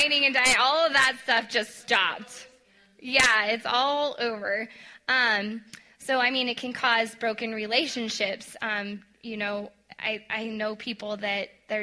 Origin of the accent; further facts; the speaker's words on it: Colorado, United States; I'm a Colorado girl. I grew up in Colorado